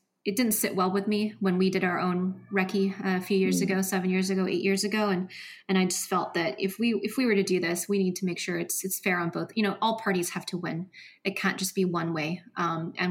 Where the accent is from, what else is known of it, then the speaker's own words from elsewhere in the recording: Seattle, Washington, United States; we're from Seattle